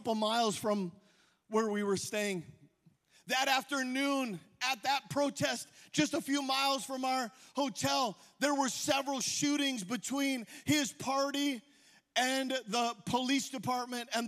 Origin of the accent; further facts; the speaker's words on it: United States; I'm an American.